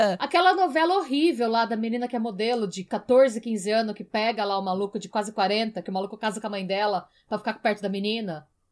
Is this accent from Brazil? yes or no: yes; Brazil; now in Ireland